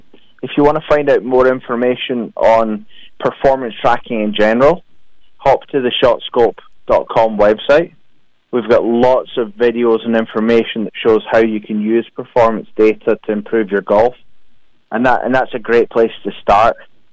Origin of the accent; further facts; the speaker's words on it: Perth, Scotland, United Kingdom; So originally from Perth.